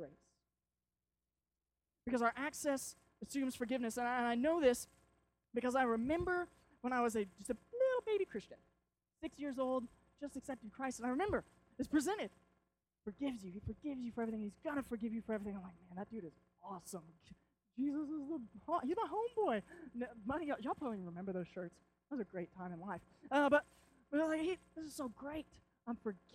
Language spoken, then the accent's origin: English; Arkansas, United States; we're from Arkansas